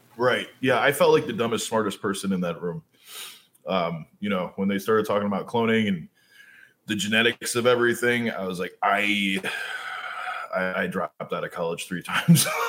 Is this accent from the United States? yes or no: yes; United States; also born or lived in New York / New Jersey; I, I grew up on the East Coast